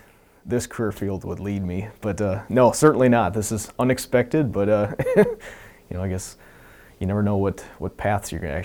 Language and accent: English; Wisconsin, United States; now in Alaska, United States; Because in Wisconsin, it certainly does get cold.